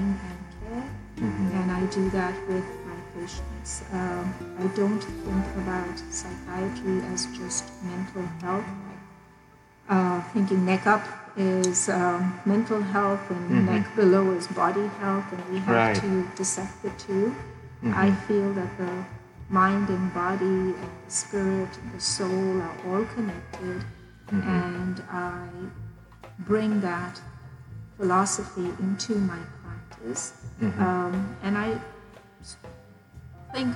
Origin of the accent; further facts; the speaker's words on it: Pakistan; now in Houston, United States; born and raised in Pakistan, now living in Houston, Texas